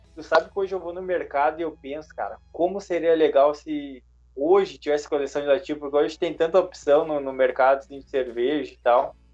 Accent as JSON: {"language": "Portuguese", "country": "Brazil", "also_born_or_lived": "Canada", "first_language": "Portuguese", "said": "eu sou brasileiro, tenho um sotaque bem forte"}